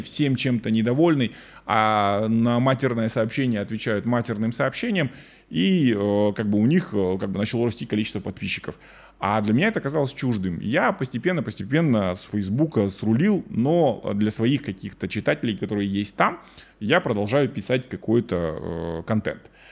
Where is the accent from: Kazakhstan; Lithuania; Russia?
Kazakhstan